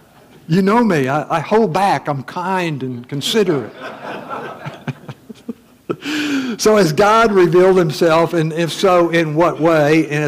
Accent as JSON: {"language": "English", "region": "Missouri", "country": "United States", "said": "You know, I'm from Missouri, the show me state."}